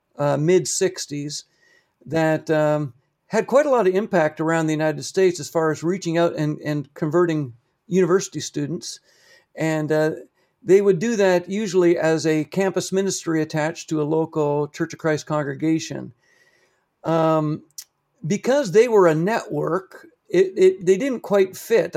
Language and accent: English; Canada; also born or lived in Papua New Guinea; I took that back home with me to Canada